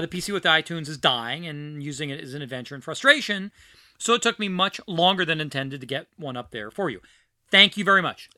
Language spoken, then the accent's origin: English; New York City, New York, United States; born or raised there; also born or lived in New Orleans / Philadelphia